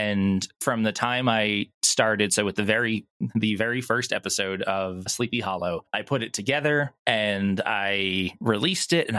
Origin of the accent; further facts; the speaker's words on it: Long Island, New York, United States; also born or lived in Florida; now in Texas, United States; I'm originally from New York on Long Island